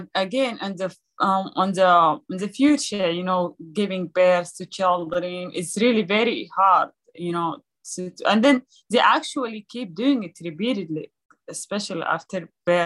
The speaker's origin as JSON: {"language": "English", "country": "Sudan", "tie": "born or raised there", "moved": "yes", "said": "being born in a refugee camp in Sudan, beautiful country in Africa."}